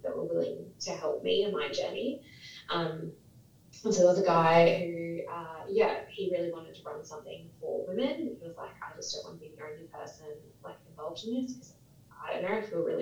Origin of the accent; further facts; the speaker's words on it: Bunbury, Western Australia, Australia; also born or lived in Karratha / Perth; I'm actually from the country, so I grew up down in Bunbury, born in Karratha, moved to Perth, then to Bunbury, then back to Perth